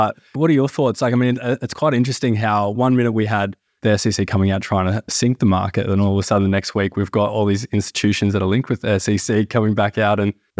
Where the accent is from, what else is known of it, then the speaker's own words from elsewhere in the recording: Melbourne, Victoria, Australia; So we are from Melbourne